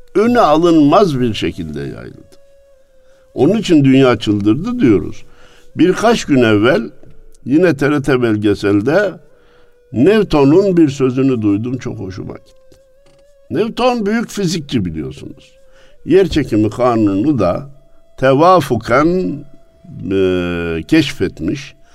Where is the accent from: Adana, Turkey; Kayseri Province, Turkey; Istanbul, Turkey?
Kayseri Province, Turkey; memleketim olan Kayseri'den